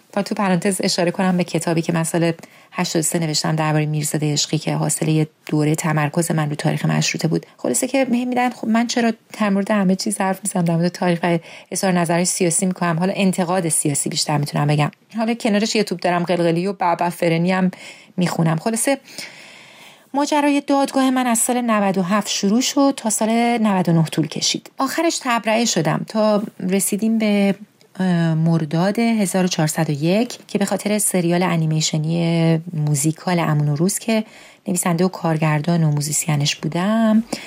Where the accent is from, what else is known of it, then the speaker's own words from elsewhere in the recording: Iran; moved away as an adult; حالا که بیرون از ایرانم